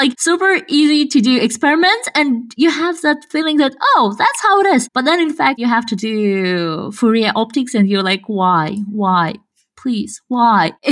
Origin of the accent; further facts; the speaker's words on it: Kazakhstan; English is a second language; English accent is quite like you cannot tell that I'm from Kazakhstan.